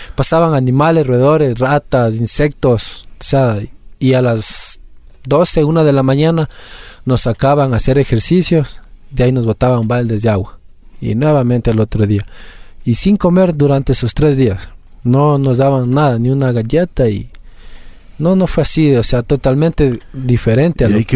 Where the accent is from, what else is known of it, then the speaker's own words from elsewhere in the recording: Quito, Pichincha, Ecuador; yo soy de aquí de Quito, eh, vivo en el sector del condado.